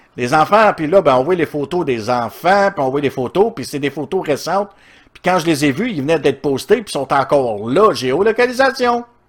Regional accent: Outaouais, Quebec, Canada; Je viens de l'Outaouais

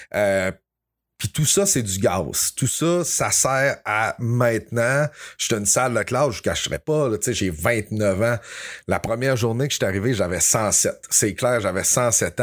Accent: Dolbeau-Mistassini, Quebec, Canada; je suis un gars qui vient de Dolbeau. Je viens de Dolbeau-Mistassini, dans le haut du lac Saint-Jean

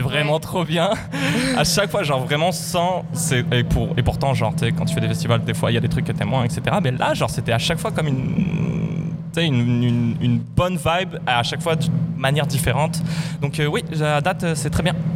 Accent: France; je suis français

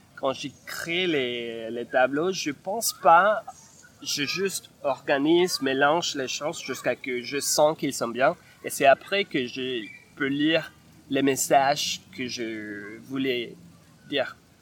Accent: Bogotá, Colombia; French is a second language; moved away as an adult; now in Montreal, Canada; je viens de la Colombie, de Bogota

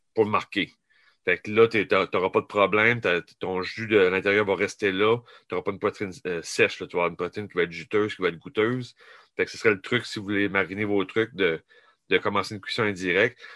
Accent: New Brunswick, Canada; je viens du Nouveau-Brunswick

